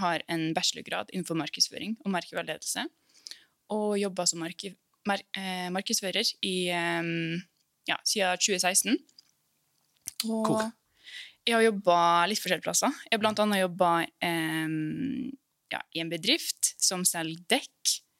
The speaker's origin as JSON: {"language": "Norwegian", "area": "Molde or Ålesund", "region": "Møre og Romsdal", "country": "Norway", "tie": "born or raised there", "also_born_or_lived": "Iceland", "lives_now": "Oslo, Norway", "said": "Jeg er opprinnelig fra Island. Men jeg flytta hit til Norge når jeg var fem år."}